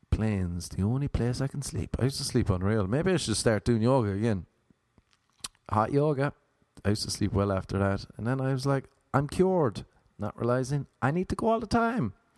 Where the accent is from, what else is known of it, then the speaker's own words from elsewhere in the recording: Ireland; moved away as an adult; now in Los Angeles, United States; As an Irish man